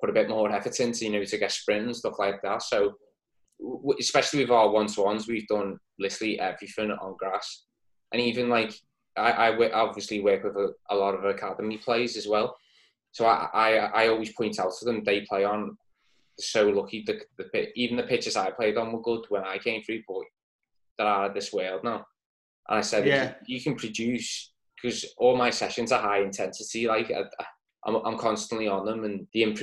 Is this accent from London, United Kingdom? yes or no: no; Woodchurch, North West England, United Kingdom; I'm from the Woodchurch